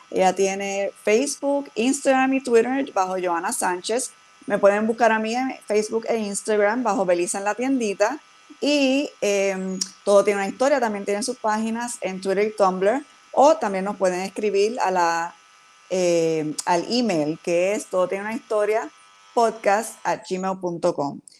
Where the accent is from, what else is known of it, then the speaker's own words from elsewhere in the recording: Puerto Rico; moved away; esa conexión con la diáspora puertorriqueña y las diferentes razones eh, por la cual de momento salimos de Puerto Rico, ¿verdad?